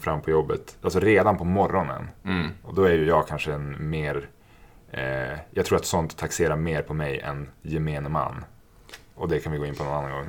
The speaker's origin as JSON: {"language": "Swedish", "region": "Norrland", "country": "Sweden", "also_born_or_lived": "Stockholm", "moved": "yes", "said": "jag är från Norrland"}